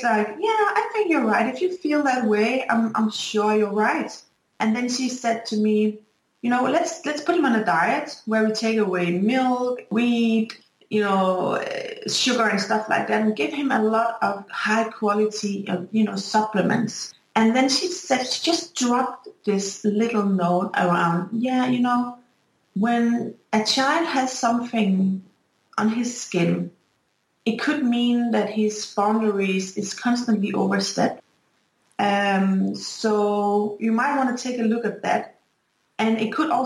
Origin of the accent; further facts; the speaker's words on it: Denmark; I'm from Denmark